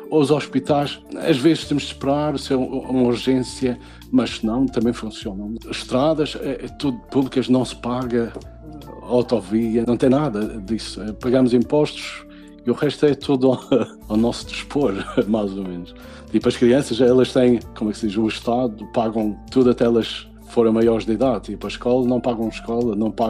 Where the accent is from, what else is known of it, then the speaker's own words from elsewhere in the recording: Portugal; also born or lived in England; now in Sweden; Em 99, eu senti que precisava de mais do que estavam a dar em Portugal. Por isso, eu saí de Portugal em direção à Inglaterra, sozinho.